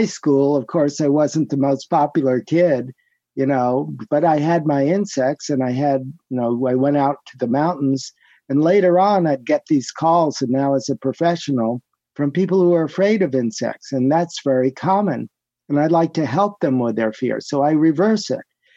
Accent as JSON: {"language": "English", "town": "New York City", "region": "New York", "country": "United States", "tie": "born or raised there", "also_born_or_lived": "Manhattan, New York", "said": "I was born in New York, in Manhattan, grew up in the Bronx, New York"}